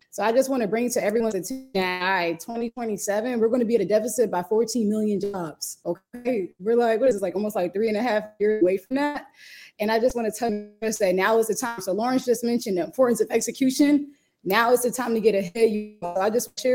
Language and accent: English; Jamaica; I'm Jamaican